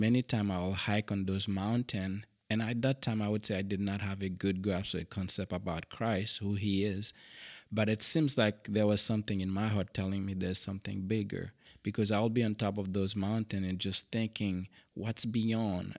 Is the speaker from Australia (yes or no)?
no; Cap-Haïtien, Haiti; English is a second language; moved away as an adult; now in Western Washington, United States; originally I grew up in Haiti